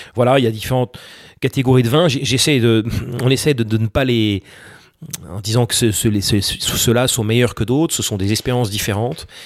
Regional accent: France; quand on est français

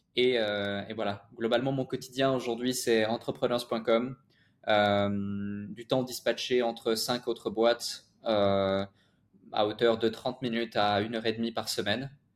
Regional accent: Switzerland; j'ai grandi en Suisse

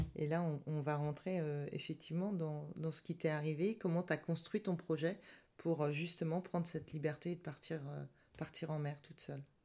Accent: France

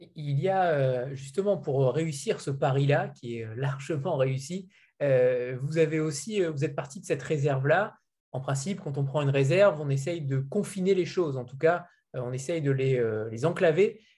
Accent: France; en tant que Français

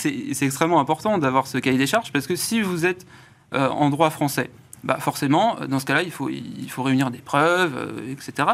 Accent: France; accent: Frenchy; Désolé pour mon accent assez Frenchy

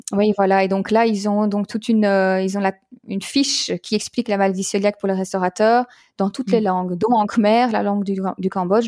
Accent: Belgium; en Belgique donc puisque je suis belge

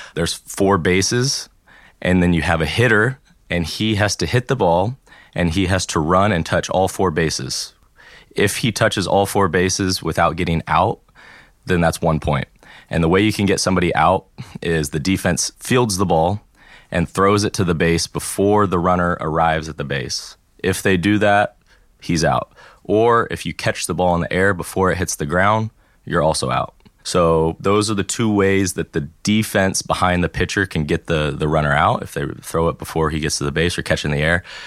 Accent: Tennessee, United States; first language English; moved away as an adult; also born or lived in California / Florida / Alabama; now in France; I was born in California. At the age of eight, I moved to Tennessee. And then in 2012, I moved down to Florida

